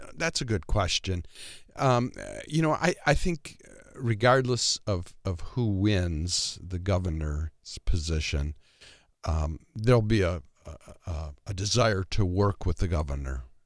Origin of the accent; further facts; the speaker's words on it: Michigan, United States; moved away as an adult; also born or lived in Twin Cities, Minnesota; now in Watertown, United States; I grew up in Michigan.